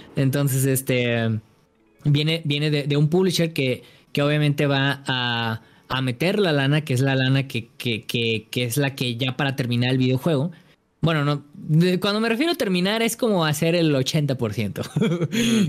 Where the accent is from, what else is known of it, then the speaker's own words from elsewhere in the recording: Guadalajara, Jalisco, Mexico; yo soy de Guadalajara